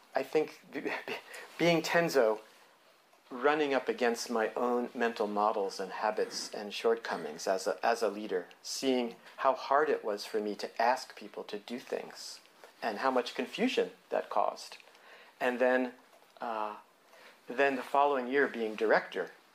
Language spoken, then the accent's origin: English; New Jersey, United States; moved away as an adult; growing up in New Jersey